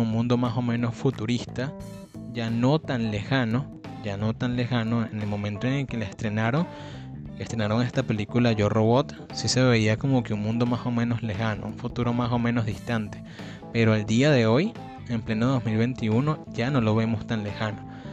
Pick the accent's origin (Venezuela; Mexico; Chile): Venezuela; yo soy venezolano